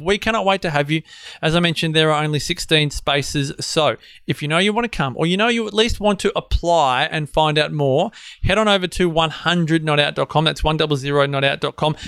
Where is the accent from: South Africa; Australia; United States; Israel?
Australia